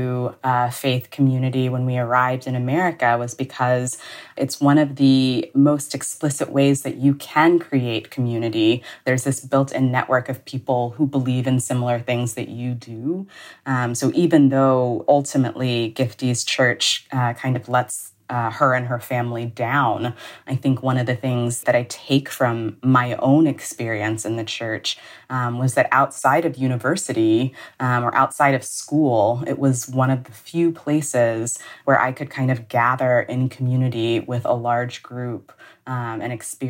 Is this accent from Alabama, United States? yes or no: yes; Huntsville, Alabama, United States; when I was younger, we lived in Huntsville, Alabama